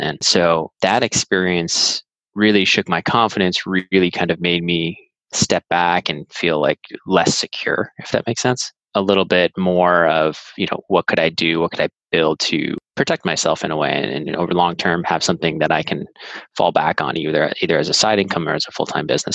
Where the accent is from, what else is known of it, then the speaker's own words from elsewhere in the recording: Andover, Massachusetts, United States; moved away as an adult; also born or lived in Brookline, Massachusetts; now in California, United States; I was born in Brookline and I grew up in a town called Andover, north of the city